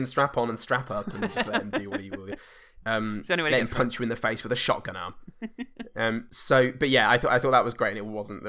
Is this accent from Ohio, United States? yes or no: no; Oakland, California, United States; Bitch, you're barking up the wrong fucking tree. I'm from Oakland, ho!